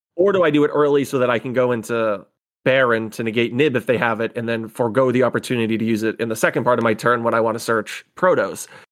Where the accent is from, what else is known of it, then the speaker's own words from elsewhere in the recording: northern Massachusetts, United States; now in Rhode Island, United States; we grew up about fifteen minutes apart from each other, both in the northern part of Massachusetts. So neither of us in Boston